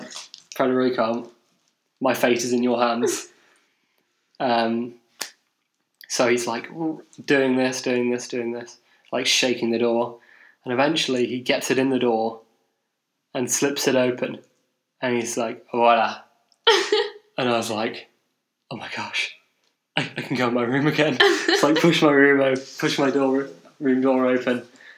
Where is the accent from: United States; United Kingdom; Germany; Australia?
United Kingdom; England; I'm English.